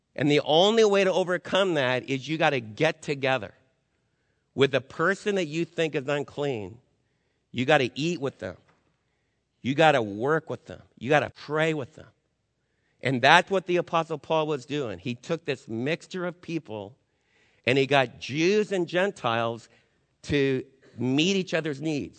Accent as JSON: {"language": "English", "country": "United States", "said": "as American believers"}